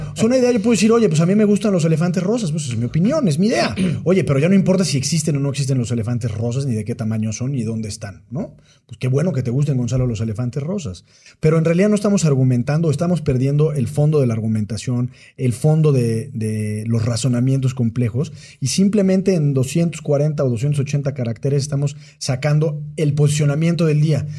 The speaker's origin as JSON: {"language": "Spanish", "country": "Mexico"}